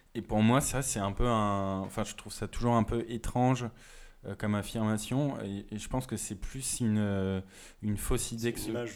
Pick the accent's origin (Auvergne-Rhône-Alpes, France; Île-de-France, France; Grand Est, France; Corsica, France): Grand Est, France; Moselle; moved away; en Moselle